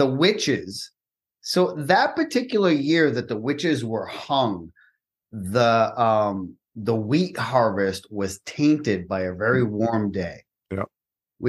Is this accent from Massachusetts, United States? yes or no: yes; Peabody, Massachusetts, United States; also born or lived in Florida; now in Texas, United States; I grew up in Peabody.